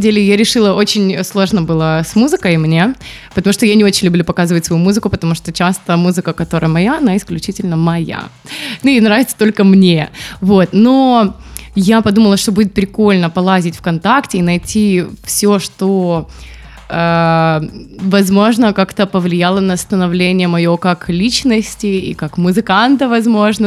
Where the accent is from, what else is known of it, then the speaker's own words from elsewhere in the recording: Barysaw, Minsk Region, Belarus; moved away; я же из Борисова